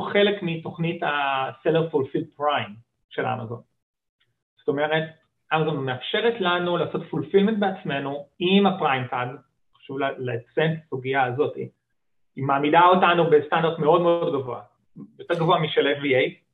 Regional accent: Israel

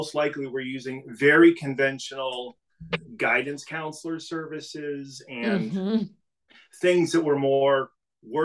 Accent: New England, United States; also born or lived in Maine; growing up in New England, I went to school in Maine

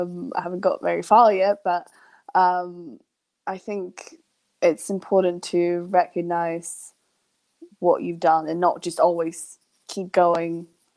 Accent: Sweden; born there; English is a second language; also born or lived in England; I miss England more than I miss Sweden. And I was born in Sweden.

